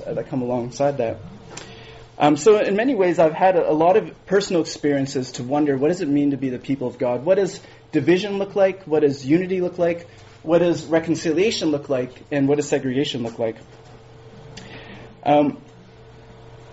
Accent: Winnipeg, Manitoba, Canada; moved away as an adult; now in Vancouver, Canada; born and raised in Winnipeg

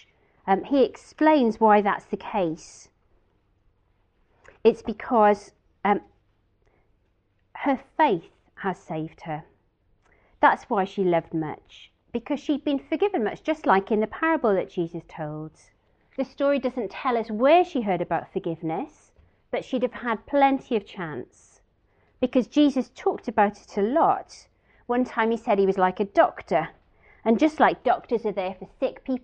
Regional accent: Wales, United Kingdom; being Welsh

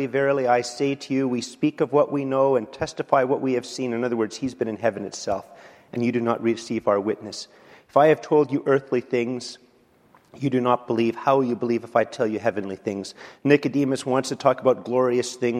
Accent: Canada; I'm a Canadian

